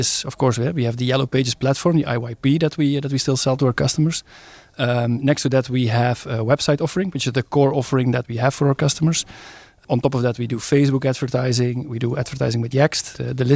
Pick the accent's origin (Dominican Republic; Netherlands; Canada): Netherlands; now in Stabroek, Belgium; I'm Dutch by nationality